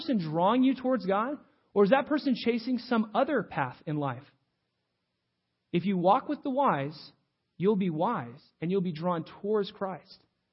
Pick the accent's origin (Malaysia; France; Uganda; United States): United States; I'm an American.